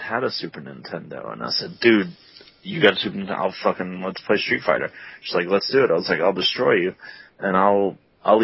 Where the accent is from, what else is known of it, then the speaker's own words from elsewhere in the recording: New Orleans, Louisiana, United States; I'm from New Orleans, guys.